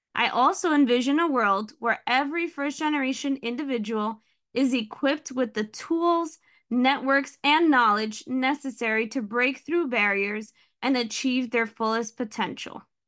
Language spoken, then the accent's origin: English; Hudson County, New Jersey, United States; I was born and raised in Hudson County, New Jersey